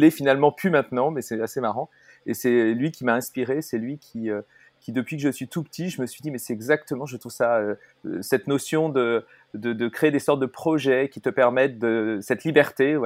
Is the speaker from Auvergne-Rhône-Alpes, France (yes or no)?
no; Paris, Île-de-France, France; je suis donc euh, bah, euh, parisien, même si de cœur je suis breton